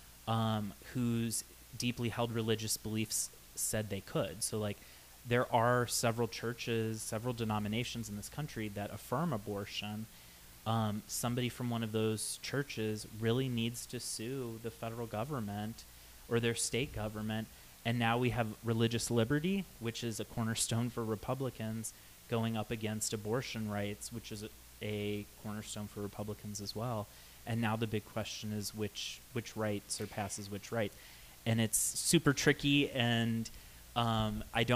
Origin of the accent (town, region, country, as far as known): Ohio, United States; born or raised there; now in Arizona, United States